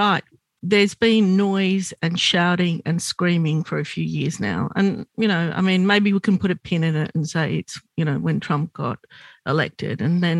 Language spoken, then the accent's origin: English; Australia; I'm Lebanese Australian